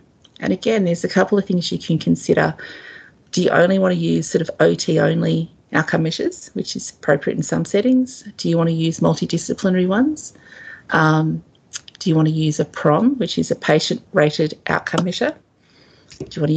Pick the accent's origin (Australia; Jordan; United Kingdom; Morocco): Australia; as an Australian